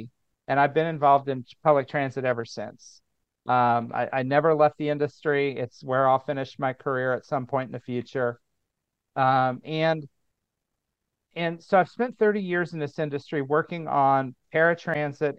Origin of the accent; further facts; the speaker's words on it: Indiana, United States; moved away as an adult; also born or lived in San Francisco; back in Indiana where I grew up